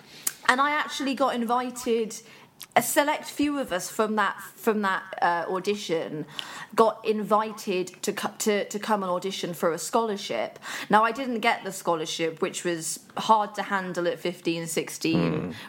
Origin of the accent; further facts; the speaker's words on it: Birmingham, West Midlands, United Kingdom; I'm originally from Birmingham.